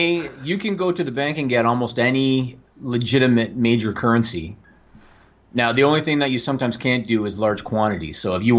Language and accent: English; Canada; as a Canadian.